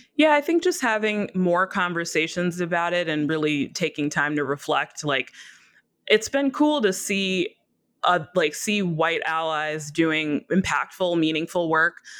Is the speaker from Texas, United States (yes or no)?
no; Minneapolis, Minnesota, United States; my hometown of Minneapolis